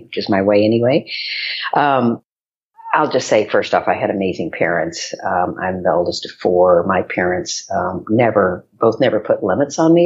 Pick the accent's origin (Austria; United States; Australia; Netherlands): United States; West Texas; moved away as an adult; now in New York, United States; I grew up in West Texas. So my high school was the Friday Night Lights High School